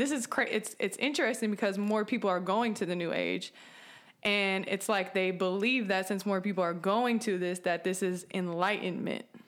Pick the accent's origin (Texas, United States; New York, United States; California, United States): California, United States; San Francisco Bay Area; moved away; I'm from California, the San Francisco Bay Area